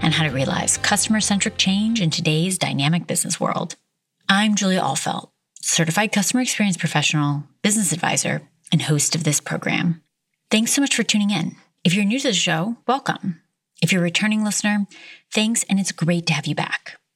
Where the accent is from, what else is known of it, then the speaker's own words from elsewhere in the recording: United States; moved away as an adult; now in South Africa; my home country